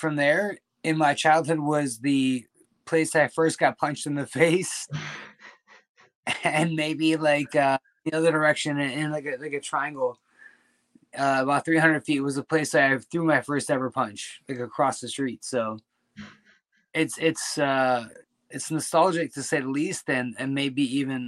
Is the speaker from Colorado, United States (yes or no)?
no; Attica, New York, United States; also born or lived in Minnesota; now in China; my hometown. You know, like Attica, New York is a very small community, and I had the pleasure of growing up there